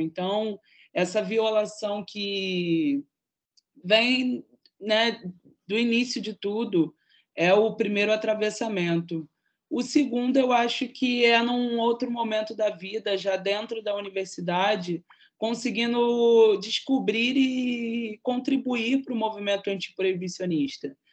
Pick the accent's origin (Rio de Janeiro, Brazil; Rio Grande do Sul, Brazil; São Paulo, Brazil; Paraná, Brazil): Rio de Janeiro, Brazil; como uma jovem de favela da cidade do Rio de Janeiro